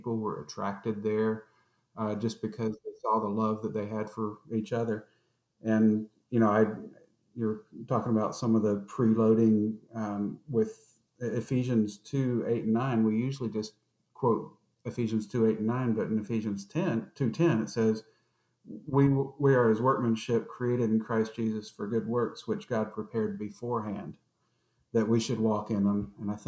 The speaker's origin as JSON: {"language": "English", "town": "Atlanta", "region": "Georgia", "country": "United States", "tie": "born or raised there", "said": "And we grew up in Southwest Atlanta, in Georgia."}